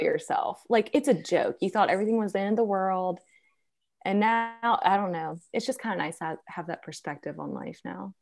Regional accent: Virginia, United States; moved away; I'm, I'm originally from Virginia

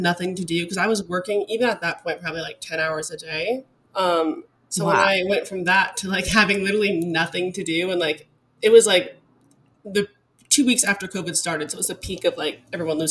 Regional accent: Alaska, United States; moved away as an adult; also born or lived in Arizona / Dallas, Texas; now in Denver, United States; I'm originally from Alaska. So that's where I grew up. I was there for 18, very long years

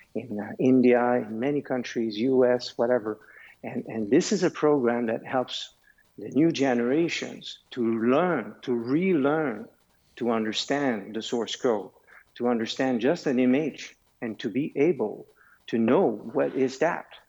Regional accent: Canada; also born or lived in Switzerland; I have a foundation also in Switzerland because I am Canadian, but I am also Swiss.

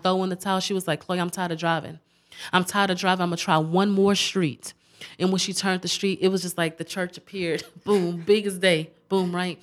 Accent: Galveston, Texas, United States; I was born and raised in Galveston

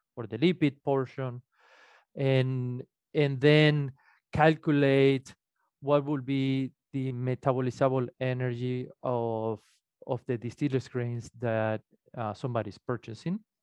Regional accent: Venezuela; moved away as an adult; also born or lived in Illinois; now in Minnesota, United States; I am originally from Venezuela. I study, uh, what would be the equivalent of veterinary medicine in Venezuela.

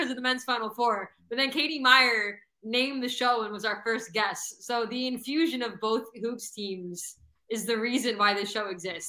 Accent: Broward County, Florida, United States; also born or lived in New Mexico; I grew up in Broward. I never changed.

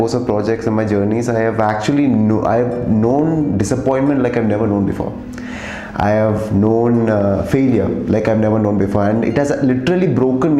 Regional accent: Kerala, India; I'm coming from Kerala

